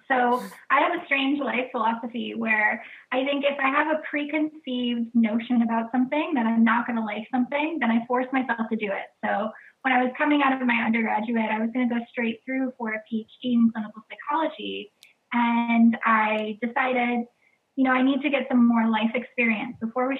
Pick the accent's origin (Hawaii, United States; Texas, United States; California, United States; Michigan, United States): Michigan, United States; Flint; born there; now in New York City, United States; I am from all over the United States. I moved every couple of years throughout growing up, but I was born in Flint, Michigan.